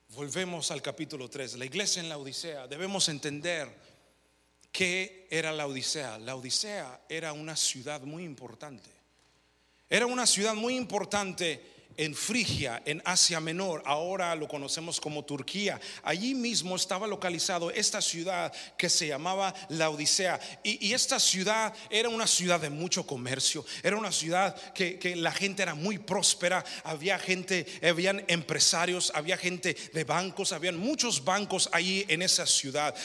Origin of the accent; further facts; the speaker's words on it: United States; yo no nací en México, nací aquí